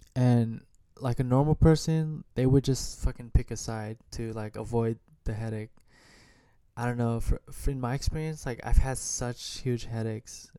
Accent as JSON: {"language": "English", "country": "United States", "tie": "born or raised there", "said": "I grew up in America not knowing how to speak Vietnamese much"}